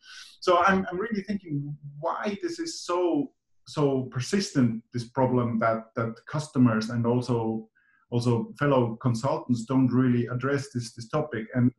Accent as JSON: {"language": "English", "region": "Zurich", "country": "Switzerland", "tie": "born or raised there", "also_born_or_lived": "Finland", "said": "I was born in Finland, grew up in Zurich, Switzerland. These are kind of my home bases where I'm based at, mainly working in Switzerland, living on the weekend in Finland."}